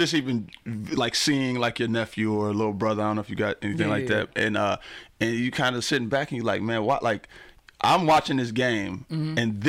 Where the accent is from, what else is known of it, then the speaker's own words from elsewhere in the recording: Pontiac, Michigan, United States; I grew up in Pontiac.